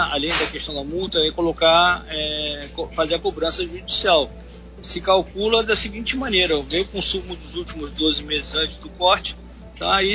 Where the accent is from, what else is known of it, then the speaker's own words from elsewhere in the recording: Uruguay; now in Angra dos Reis, Brazil; eu vim morar em Angra em, é, em 1972, eu sou, não sou nem brasileiro, sou uruguaio.